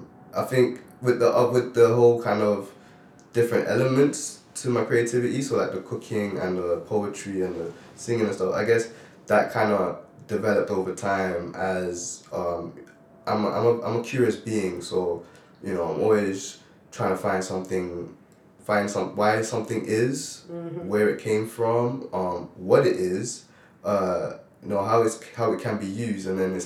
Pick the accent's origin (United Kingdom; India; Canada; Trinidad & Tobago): Canada; Toronto, Ontario; also born or lived in Grenada; So I was born in Toronto, Canada, and I moved to Grenada at an early age. And I spent a few years in Grenada, and I flew back to Canada